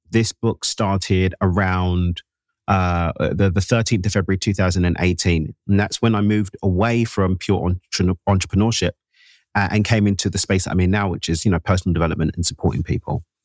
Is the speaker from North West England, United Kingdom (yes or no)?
no; London, United Kingdom; Born and raised in East London in the UK, my parents emigrated from Zimbabwe in Southern Africa in the late 70s